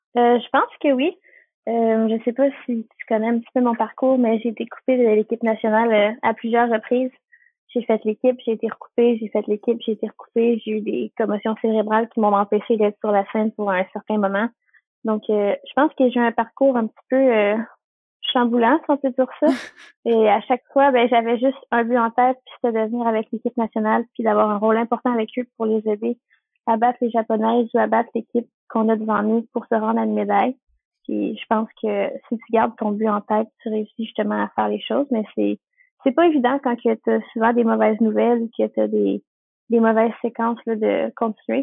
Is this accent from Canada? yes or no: yes; Repentigny, Quebec, Canada; Dans ma région, moi, je suis de la Nodière, euh, plus précisément à Repentigny